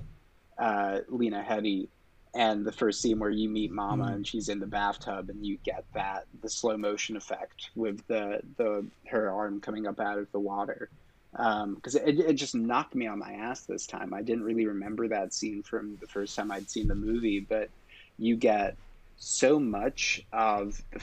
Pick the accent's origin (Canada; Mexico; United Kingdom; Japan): United Kingdom; England; I grew up in England